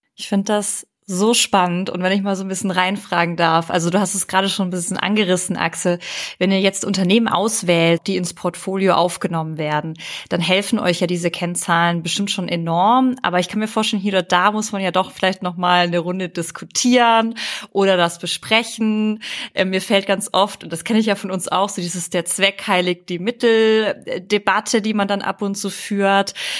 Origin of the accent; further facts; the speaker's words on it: Ulm, Baden-Württemberg, Germany; ich komme ja aus Ulm und am Wochenende sehe ich meine Familie